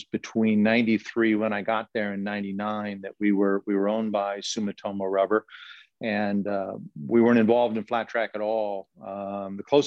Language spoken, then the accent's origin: English; Southern California, United States; moved away as an adult; also born or lived in Buffalo, New York; now in Rancho Cucamonga, United States; Born and raised in SoCal